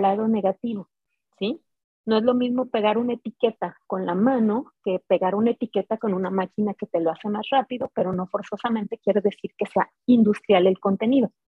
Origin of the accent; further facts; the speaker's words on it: Guadalajara, Jalisco, Mexico; moved away as an adult; yo vengo de Jalisco, de Guadalajara